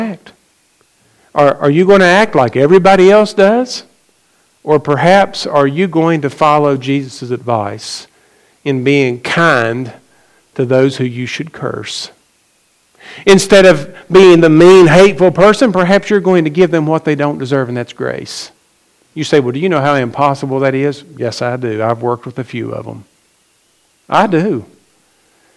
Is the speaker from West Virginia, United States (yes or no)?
yes; McDowell County, West Virginia, United States; I grew up in McDowell County, West Virginia